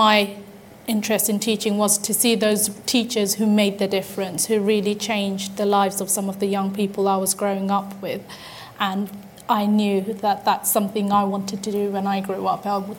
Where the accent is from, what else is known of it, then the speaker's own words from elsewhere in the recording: London, United Kingdom; Growing up in Tower Hamlets in an inner city London area